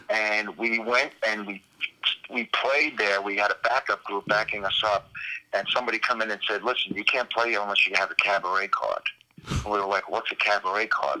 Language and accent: English; New York City, New York, United States; I was hanging around uh, on the streets of Brooklyn